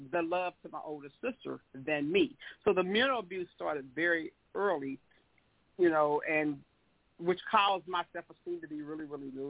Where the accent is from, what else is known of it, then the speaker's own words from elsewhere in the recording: the South, United States; we are from the South, we're from the South, and slavery was so dominant back then